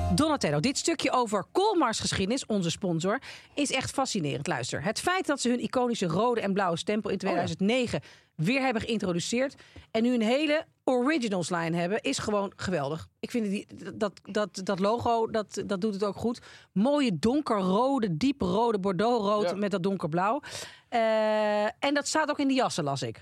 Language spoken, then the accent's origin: Dutch; Netherlands; je bent er dus toch als Nederlandse, waar dat Calvinisme natuurlijk heel diep in je DNA zit